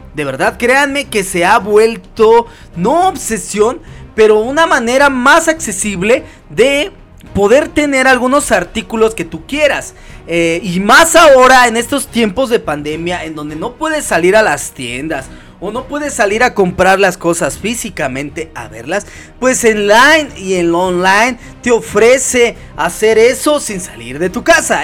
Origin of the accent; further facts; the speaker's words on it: Mexico; Nosotros aquí en México somos muy devotos a la Virgen de Guadalupe, es nuestra patrona y señora